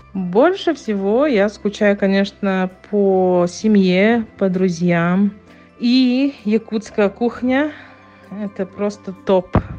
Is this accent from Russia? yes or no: yes; Yakutia, Sakha Republic, Russia; now in Johannesburg, South Africa